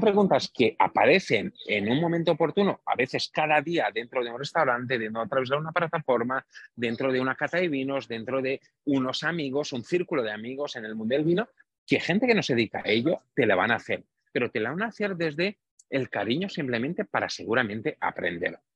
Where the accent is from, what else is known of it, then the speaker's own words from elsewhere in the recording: Romania; moved away; de un pueblo muy pequeñito en Rumanía, muy cerquita, como tú bien has dicho, de los Cárpatos. Mi familia es húngara de origen, nacimos en Rumanía